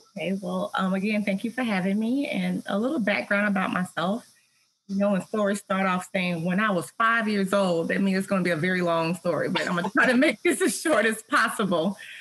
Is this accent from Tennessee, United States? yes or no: yes; Tennessee, United States; I'm from Tennessee